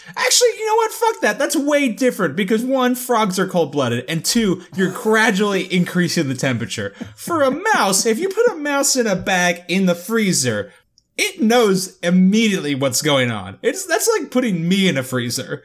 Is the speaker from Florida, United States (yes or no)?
yes; Florida, United States